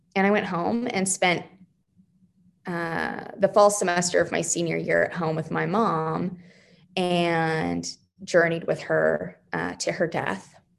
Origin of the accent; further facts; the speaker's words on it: just west of Phoenix, Arizona, United States; also born or lived in Wyoming; now in Oklahoma City, United States; I grew up in Arizona, just west of Phoenix